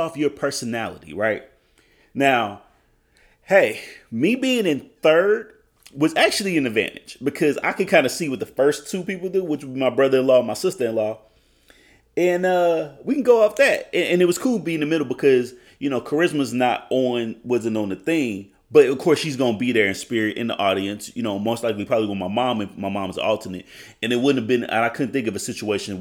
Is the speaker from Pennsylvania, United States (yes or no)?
no; Oklahoma, United States; I'm from Oklahoma.